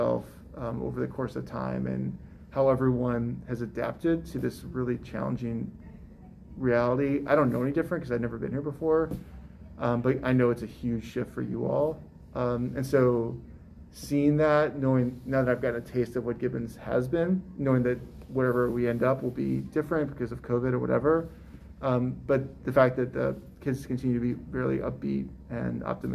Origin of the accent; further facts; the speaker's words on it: St. Louis, Missouri, United States; also born or lived in Chicago; now in Raleigh, United States; St. Louis, which is my hometown